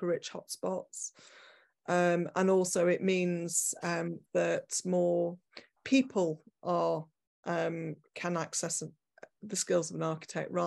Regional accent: Manchester, North West England, United Kingdom; moved away as an adult; also born or lived in Leeds / London / New York; I'm from Manchester originally, then I studied in Leeds, and then I did my part twos down at the Bartlett.

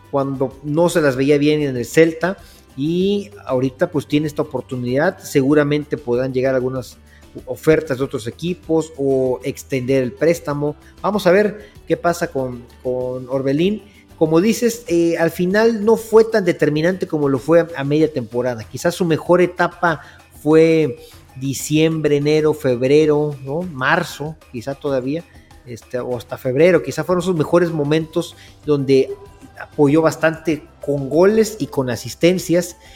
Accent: Poza Rica, Veracruz, Mexico; somos originarios de Costa Rica, Veracruz

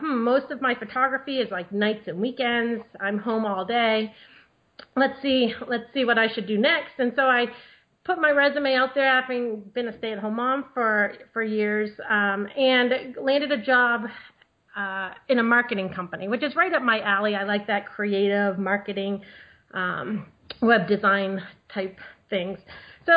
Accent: New England, United States; moved away as an adult; now in Maryland, United States; I grew up in New England with my 11 brothers and sisters

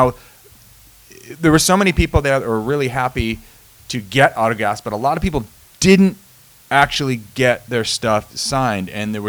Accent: New England, United States; moved away; Growing up in New England

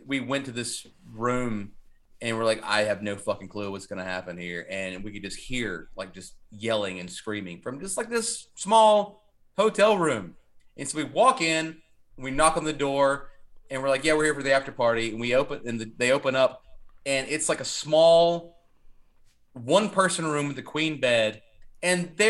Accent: Kernersville, North Carolina, United States; also born or lived in Winston-Salem; I'm from Kernersville

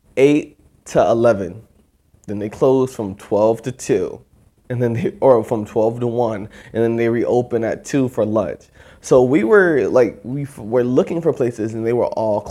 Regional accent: Orlando, Florida, United States; we're both from Florida. I'm from here in Orlando

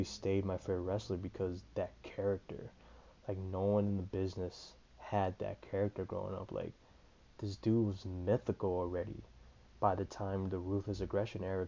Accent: Des Moines, Iowa, United States; I'm from Des Moines, Iowa

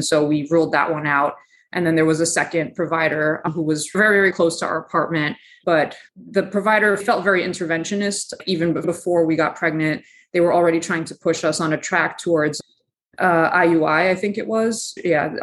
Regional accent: New York City, New York, United States; I grew up in Eastern Queens on the border of Queens and Nassau.

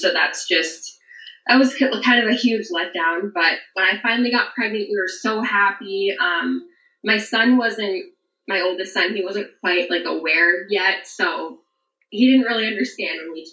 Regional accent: New Hampshire, United States; moved away as an adult; now in Kentucky, United States; I'm from New Hampshire and I moved to Kentucky.

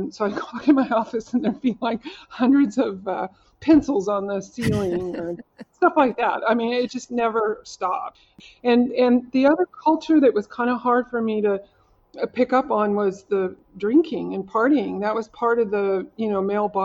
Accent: Oklahoma, United States; I'm from Oklahoma. I went to school in Oklahoma

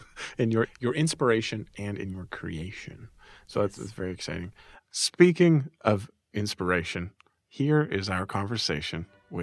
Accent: Prince Edward Island, Canada; Yeah, I'm from Prince Edward Island.

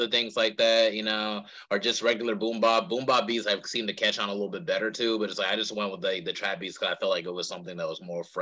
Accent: Charlotte, North Carolina, United States; I'm from Charlotte

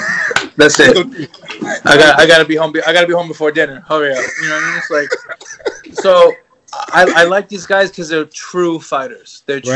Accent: New York, United States; And granted, it's in my hometown. It's in New York.

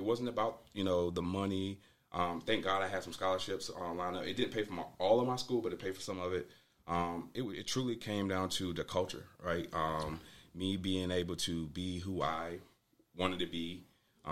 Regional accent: Wilson, North Carolina, United States; a young man growing up in Wilson, North Carolina

